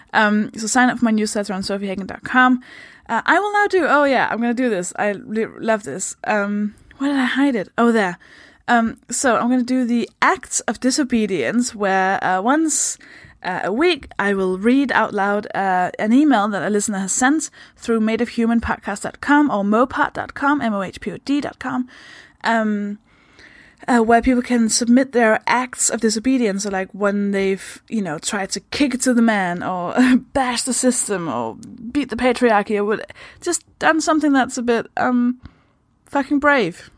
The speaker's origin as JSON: {"language": "English", "country": "Denmark", "second_language": "English", "moved": "yes", "said": "I'm from Denmark. That should explain the accent."}